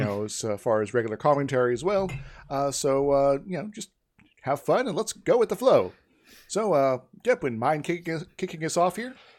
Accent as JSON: {"language": "English", "region": "Iowa", "country": "United States", "moved": "yes", "said": "I'm originally from Iowa"}